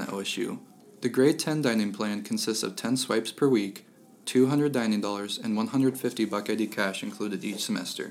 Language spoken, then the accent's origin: English; Kenton, Ohio, United States; I'm from the boondocks of Kenton, Ohio